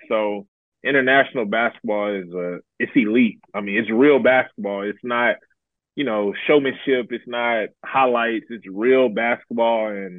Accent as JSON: {"language": "English", "town": "Dallas", "region": "Texas", "country": "United States", "said": "I'm from Dallas."}